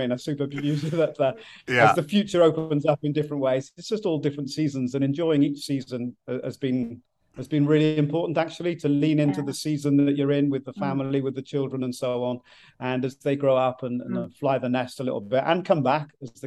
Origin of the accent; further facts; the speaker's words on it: South Wales, United Kingdom; moved away as an adult; now in Ipswich, United Kingdom; we grew up in South Wales, so the west part of Great Britain, the United Kingdom, and moved as far as we could to the other side without getting wet as missionaries from Wales to England almost 30 years ago.